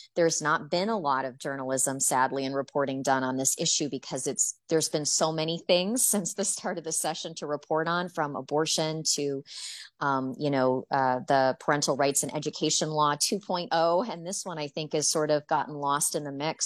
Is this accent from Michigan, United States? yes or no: yes; Michigan, United States; now in Florida, United States; I'm from Michigan